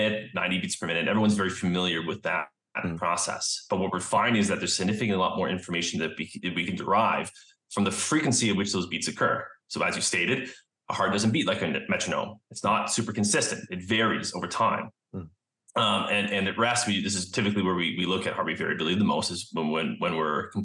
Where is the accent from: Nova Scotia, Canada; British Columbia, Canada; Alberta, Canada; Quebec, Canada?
British Columbia, Canada; Vancouver; also born or lived in Pennsylvania; I'm from Vancouver, Canada, and I came back home here